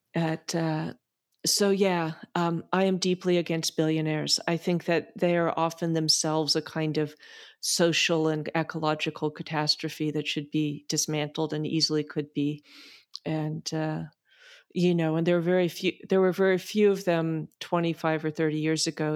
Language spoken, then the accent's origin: English; United States; speaking again as an American